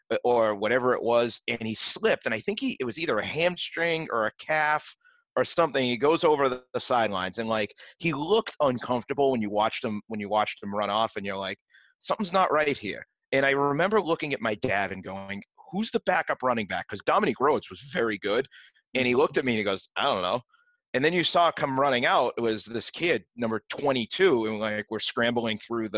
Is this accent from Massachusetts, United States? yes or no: yes; Malden, Massachusetts, United States; I'm from Malden originally, so like I grew up Malden-Everett, big rivals in the GBL.